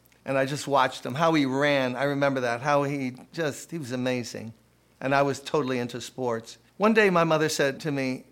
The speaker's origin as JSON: {"language": "English", "town": "New York City", "region": "New York", "country": "United States", "tie": "born or raised there", "said": "When I was a kid growing up in Brooklyn, playing stickball, basketball"}